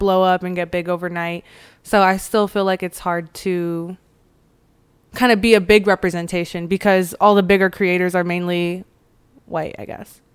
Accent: Chino Hills, California, United States; growing up in Chino Hills, I lived pretty close to Anaheim

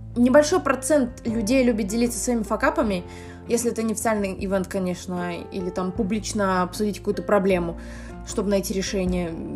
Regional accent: Minsk, Belarus; мне 24, я из Минска

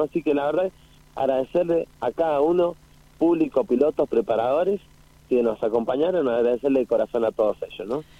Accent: San Rafael, Mendoza, Argentina; moved away; Yo nací en San Rafael

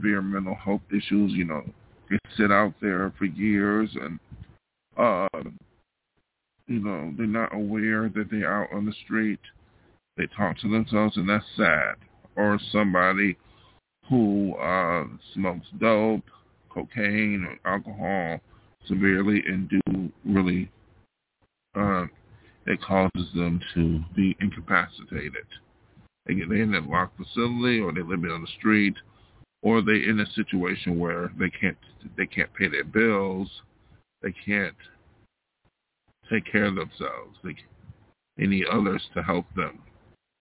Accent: New York, United States; moved away as an adult; now in Los Angeles, United States; I came out here from my hometown of New York State to be an artist

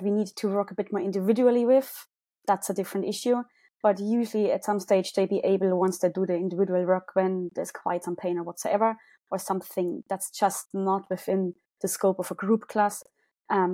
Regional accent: Munich, Bavaria, Germany; accent: German; English is a second language; moved away as an adult; now in Cork, Ireland; Originally from Germany, as you can probably hear from my accent.

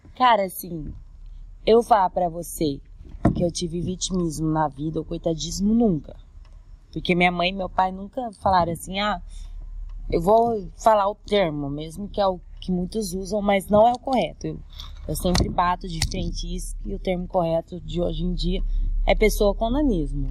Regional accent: Cuiabá, Mato Grosso, Brazil; Eu sou cuiabano, mas minha família é de Goiânia, todas

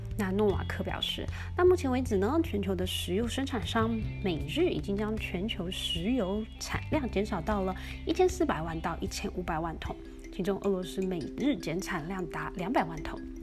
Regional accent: Taiwan; accent: Taiwanese Mandarin; now in United States; 我用台湾的中文口音

